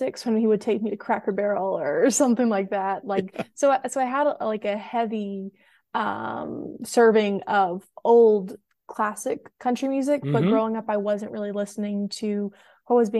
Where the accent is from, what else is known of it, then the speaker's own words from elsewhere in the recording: the South, United States; I had so many experiences growing up in the South through different traditions